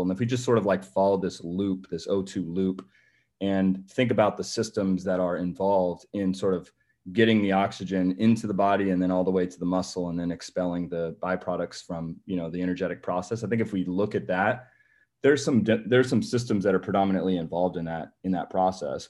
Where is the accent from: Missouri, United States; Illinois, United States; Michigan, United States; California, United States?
California, United States; moved away as an adult; also born or lived in Massachusetts / Memphis, Tennessee; I'm originally from California, so, um, you know, born and raised